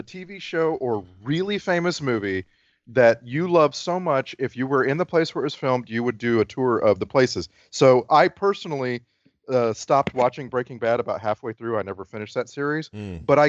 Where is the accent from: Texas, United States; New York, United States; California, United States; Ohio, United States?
Texas, United States; South; I grew up in South Texas, it was freaking hot.